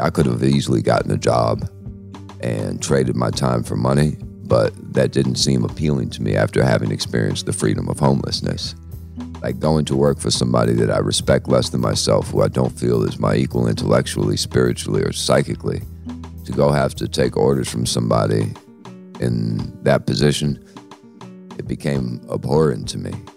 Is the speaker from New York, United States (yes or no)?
yes; New York City, New York, United States; where I grew up at in the Bronx